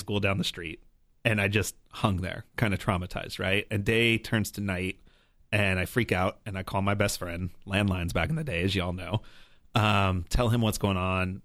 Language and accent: English; New Mexico, United States; also born or lived in Colorado; Born in Colorado, spent most of my life growing up in New Mexico